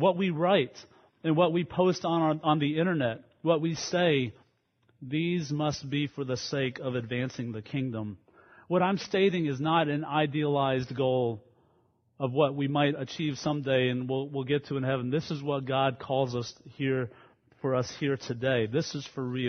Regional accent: Baton Rouge, Louisiana, United States; I grew up in Baton Rouge, Louisiana, in a independent fundamental Baptist church there

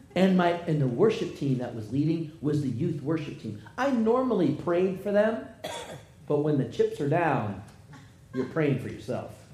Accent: United States; I'm an American

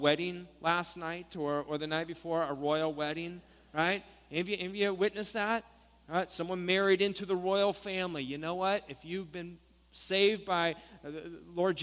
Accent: Stockton, California, United States; We said, Stockton.

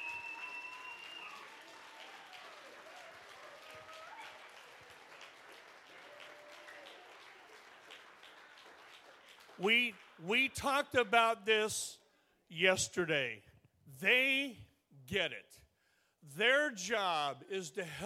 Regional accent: Stockton, California, United States; I am from Stockton, California, Northern California

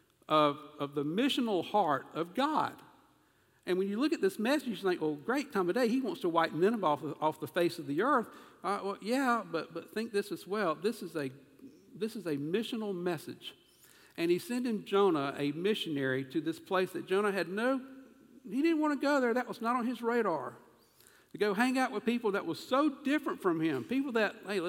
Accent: South Carolina, United States; accent: southern; I'm from South Carolina, but apparently I've got a dialect.

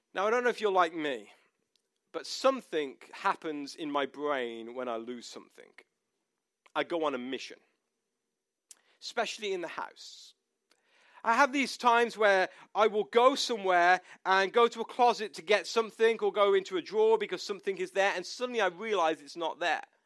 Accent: United Kingdom; moved away; we are British

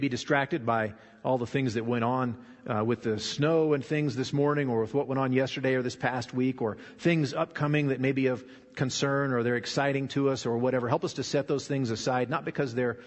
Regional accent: Nevada, United States; also born or lived in Arkansas; We moved to Nevada when I was 9 from Arkansas

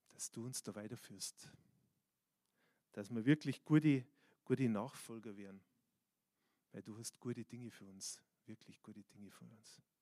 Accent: Bavaria, Germany; born there; manchmal ist man als der, der geboren ist in Bayern sind die Japaner und die Chinesen eher an diesen Orten wie mir persönlich.

